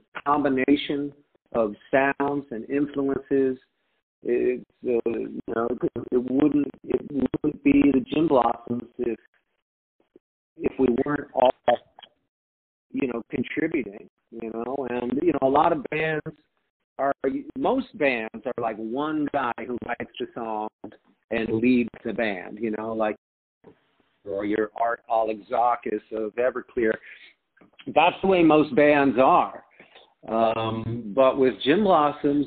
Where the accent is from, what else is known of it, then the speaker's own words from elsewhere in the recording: Arizona, United States; also born or lived in Detroit, Michigan; I grew up in Arizona, and my grandmother, my whole family is from Michigan originally